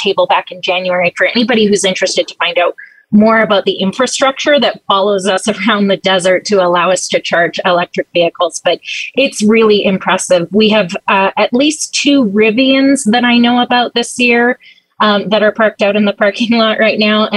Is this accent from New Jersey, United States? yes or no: no; Southern California, United States; I'm from Southern California